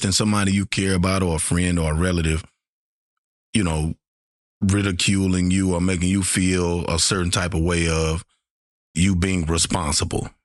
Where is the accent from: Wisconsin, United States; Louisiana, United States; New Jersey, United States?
Louisiana, United States; Shreveport; I'm from Shreveport, Louisiana